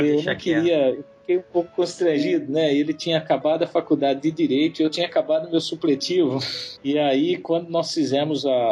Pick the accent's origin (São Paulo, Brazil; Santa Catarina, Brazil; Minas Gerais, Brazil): São Paulo, Brazil; Leme; moved away as an adult; also born or lived in Limeira, Brazil; now in Middle East; Originalmente eu sou da cidade de Leme, é uma cidade pequena do interior de São Paulo